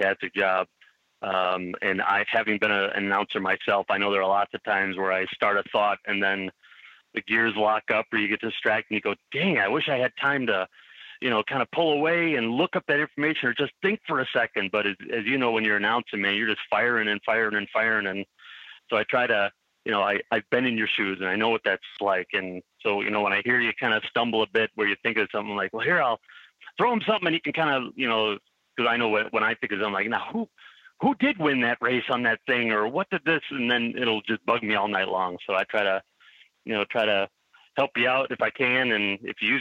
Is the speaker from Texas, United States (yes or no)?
no; Milwaukee, Wisconsin, United States; born and raised in Milwaukee, lived here my whole life